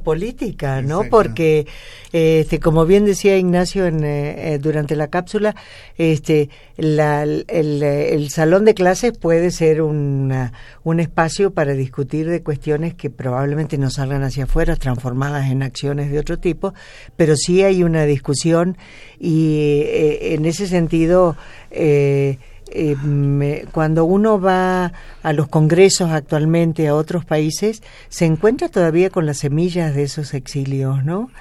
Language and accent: Spanish; Córdoba, Argentina; moved away as an adult; now in Mexico; yo soy cordobesa